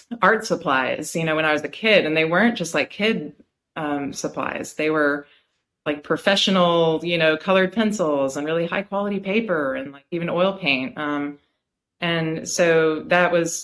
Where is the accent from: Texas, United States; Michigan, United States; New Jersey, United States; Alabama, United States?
Alabama, United States; Birmingham; also born or lived in Philadelphia, Pennsylvania / Bloomington, Indiana; now in Clyde, United States; I grew up in Birmingham, Alabama